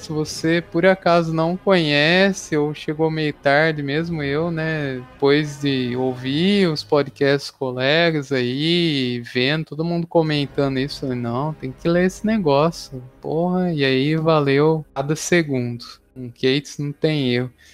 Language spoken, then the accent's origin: Portuguese; Araraquara, São Paulo, Brazil; lá em Araraquara, onde a gente morava, né, na minha cidade natal